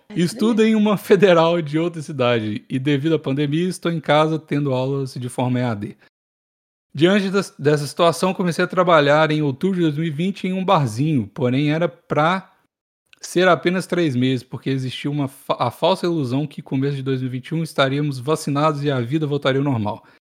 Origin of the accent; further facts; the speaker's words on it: Rio Grande do Sul, Brazil; Tenho 22 anos, sou do Rio Grande do Sul e não leio meu nome.